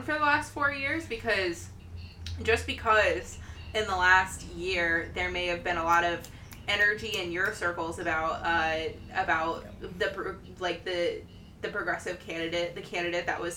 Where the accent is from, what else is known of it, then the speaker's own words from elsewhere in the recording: Ohio, United States; my hometown